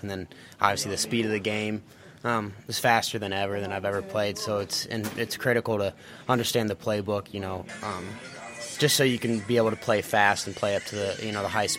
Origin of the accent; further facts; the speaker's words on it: Fort Wayne, Indiana, United States; Well, I'm from Fort Wayne, Indiana, but my my dad and my grandpa grew up Bears fans